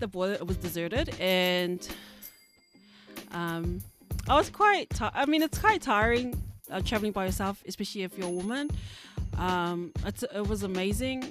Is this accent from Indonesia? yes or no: no; New Zealand; growing up in New Zealand